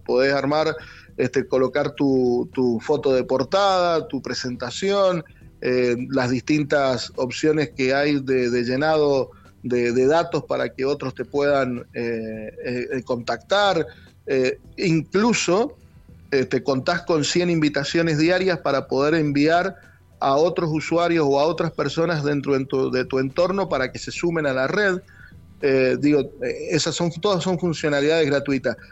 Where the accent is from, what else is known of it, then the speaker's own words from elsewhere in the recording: Mendoza, Argentina; soy de Mendoza